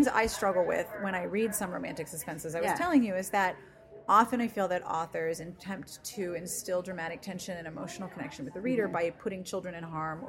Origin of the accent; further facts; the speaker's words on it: Pennsylvania, United States; in Pennsylvania where I grew up, too.